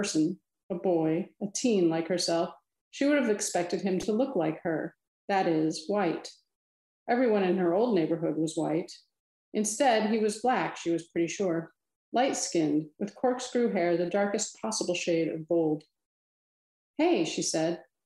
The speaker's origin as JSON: {"language": "English", "town": "Milan", "region": "Illinois", "country": "United States", "tie": "born or raised there", "moved": "yes", "said": "I grew up in Western Illinois, the Quad Cities"}